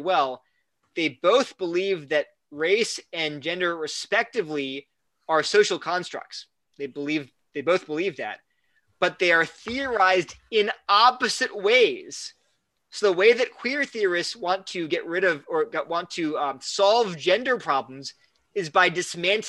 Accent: United States; now in North Carolina, United States; I love being an American

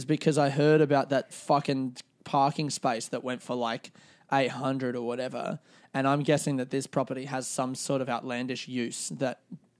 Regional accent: Australia; now in London, United Kingdom; I'm Australian

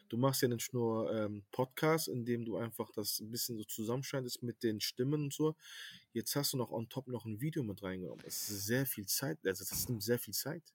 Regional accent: Cologne, North Rhine-Westphalia, Germany; lebe in Köln, bin in Köln auf, also geboren und aufgewachsen und ja, bin Kölner.

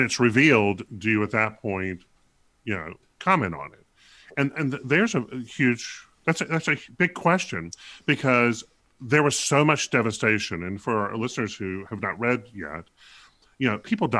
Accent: American South, United States; a representative of the American South

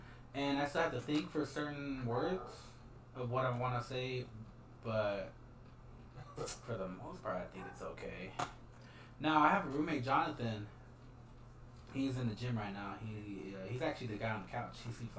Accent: Iowa, United States; moved away as an adult; also born or lived in Texas; I remember knowing Spanish because I grew up in Texas till I was 8, but then I moved to Iowa, and I actually was raised in Iowa till I was 19.

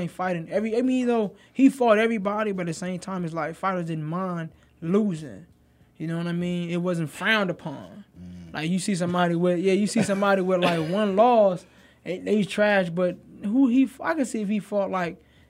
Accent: Newport News, Virginia, United States; I'm from Newport News, Virginia

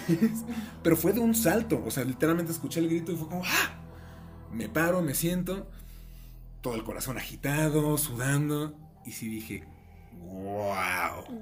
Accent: Mexico City, Mexico; moved away; yo soy de la Ciudad de México, toda mi familia vive allá

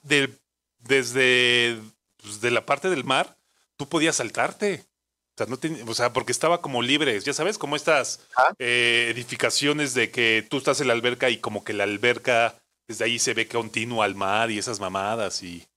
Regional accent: Mexico

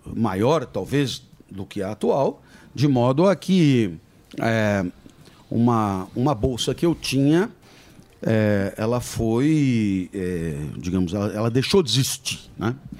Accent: Brazil; moved away as an adult; also born or lived in France; sou brasileiro

